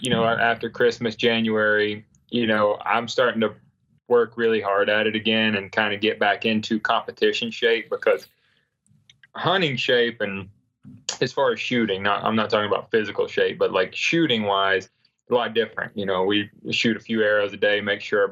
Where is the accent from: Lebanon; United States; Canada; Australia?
United States; North Carolina; I grew up in North Carolina where you didn't see any deer